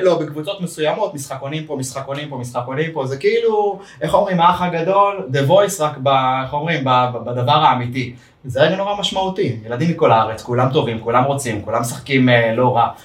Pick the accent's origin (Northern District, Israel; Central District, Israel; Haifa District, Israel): Northern District, Israel; Ma'alot-Tarshiha; כילד כדורגלן במעלות